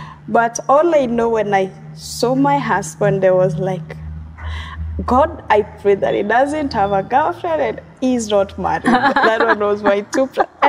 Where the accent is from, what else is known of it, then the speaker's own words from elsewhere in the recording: Meru, Meru County, Kenya; as you have said. I come from Meru.